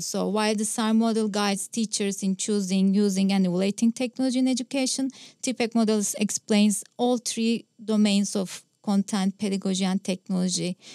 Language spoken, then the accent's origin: English; Istanbul, Turkey; first language Turkish; English is a second language; I'm from Istanbul, Turkey